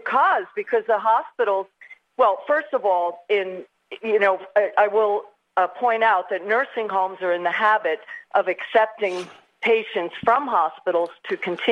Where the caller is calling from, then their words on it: New Rochelle, New York, United States; Here I'm speaking from Westchester and New Rochelle. Just we had the first COVID positive case in New York, and we were for a time the epicenter.